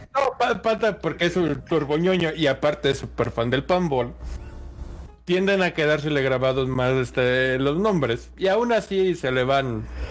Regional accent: Mexico; yo también soy mexicano

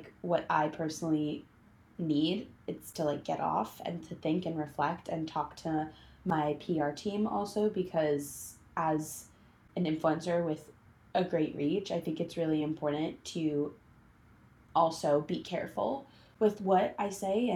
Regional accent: New York City, New York, United States; I grew up in New York City. I went to school on the Upper West Side.

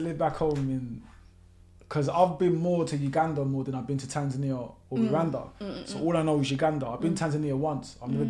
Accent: London, United Kingdom; also born or lived in Sydney, Australia; Born and raised in Stratford

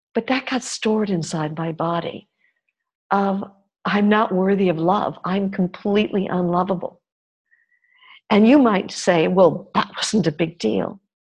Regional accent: New York, United States; I grew up in New York, in a country that's supposedly all about freedom.

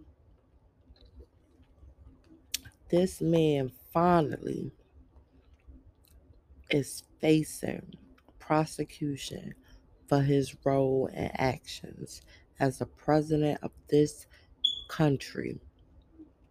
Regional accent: New York City, New York, United States; I'm really from the streets. I'm from Brooklyn, New York, where people mind their business

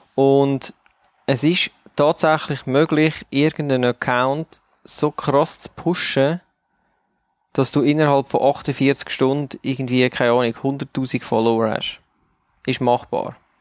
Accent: Switzerland; weil wir sind Schweizer, wir leben in der Schweiz

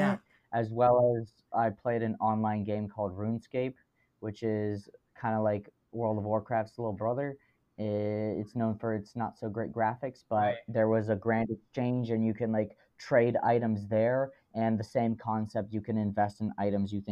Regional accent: United States; as an American

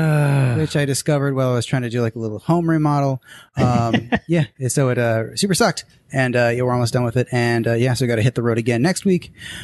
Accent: Glendale, Arizona, United States; I grew up, like, in Glendale.

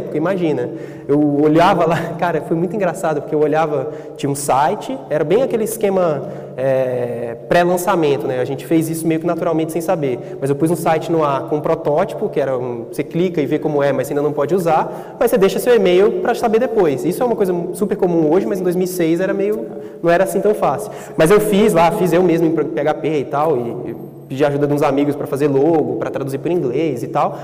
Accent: Gama, Federal District, Brazil; sou de uma cidade na periferia do, do Distrito Federal, é, periferia de Brasília, 44 quilômetros de Brasília, chama Gama, e tinha uma feira lá tem essa feira até hoje, todo sábado, muito perto de onde eu cresci

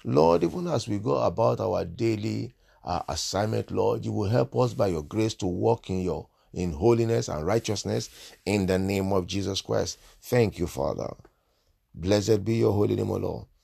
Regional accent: Nigeria; moved away; I'm originally from Nigeria

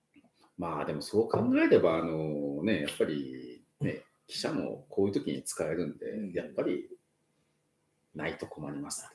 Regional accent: Kobe, Hyogo, Japan; now in Wakkanai, Japan; 僕もね、神戸出身なんで

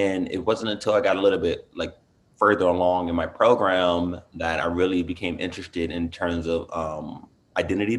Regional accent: Inglewood, California, United States; moved away as an adult; also born or lived in San Francisco, United States; now in Boston, United States; I'm originally from Los Angeles, from Inglewood

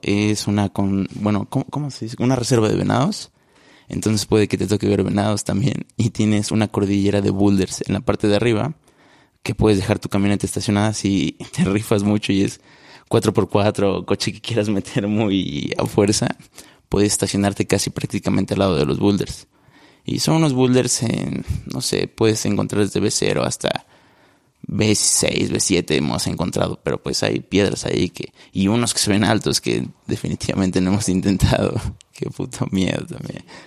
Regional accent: Puebla, Mexico; soy de la ciudad de Puebla

